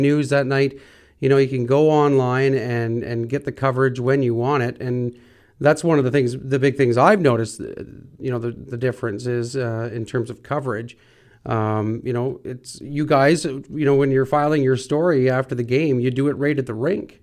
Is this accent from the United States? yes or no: no; North Bay, Ontario, Canada; We're from North Bay.